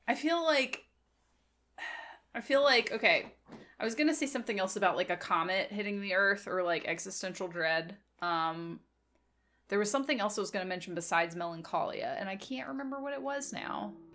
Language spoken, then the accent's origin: English; Virginia, United States; also born or lived in Memphis, Tennessee; I come from Virginia. I live in a valley in between a bunch of mountains